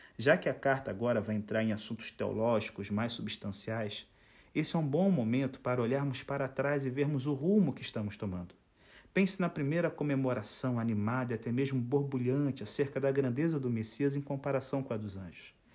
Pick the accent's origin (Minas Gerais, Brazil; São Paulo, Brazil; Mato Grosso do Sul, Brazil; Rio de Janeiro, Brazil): Rio de Janeiro, Brazil; Itaboraí; eu sou natural do Rio de Janeiro, mas assim, eu não sou carioca